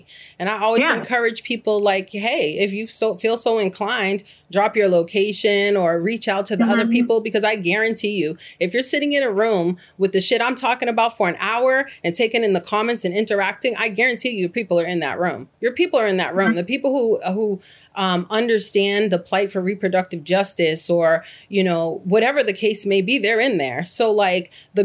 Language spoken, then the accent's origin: English; Boston, Massachusetts, United States; moved away as an adult; now in Gainesville, Alabama, United States; I was born and raised in Boston, Massachusetts